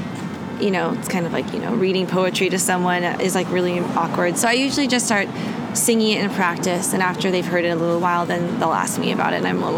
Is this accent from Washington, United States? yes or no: yes; Seattle, Washington, United States; growing up in Seattle